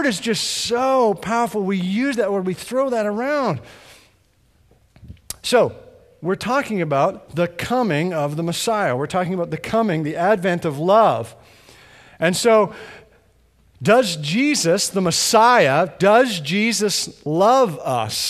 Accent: Edmonton, Alberta, Canada; moved away; I grew up in Western Canada, in Edmonton, straight north of here

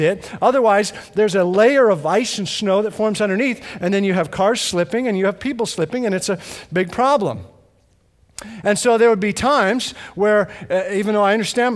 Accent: Edmonton, Alberta, Canada; moved away; I grew up in Western Canada, in Edmonton, straight north of here

